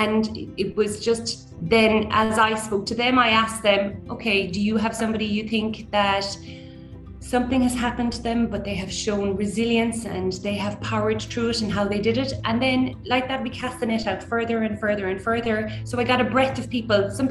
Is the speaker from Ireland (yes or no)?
yes; Killarney, Munster, Ireland; we grew up in Killarney